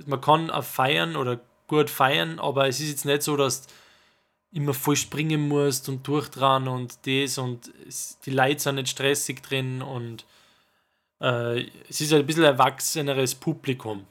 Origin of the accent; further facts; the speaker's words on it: Salzburg, Austria; wir sind aus Salzburg